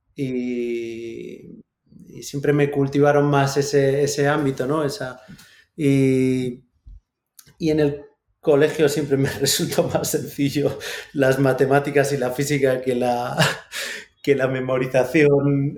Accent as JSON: {"language": "Spanish", "town": "Santiago de Compostela", "region": "Galicia", "country": "Spain", "said": "Yo soy de Santiago"}